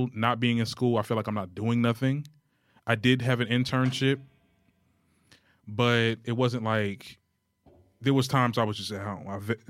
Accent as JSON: {"language": "English", "town": "Trenton", "region": "New Jersey", "country": "United States", "tie": "born or raised there", "moved": "as an adult", "said": "back home in Trenton or whatever. And I don't like my hometown."}